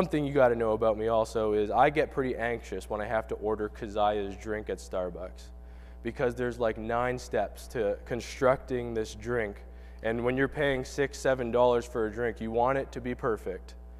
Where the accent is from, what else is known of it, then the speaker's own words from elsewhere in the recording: Canada; moved away; I'm from Canada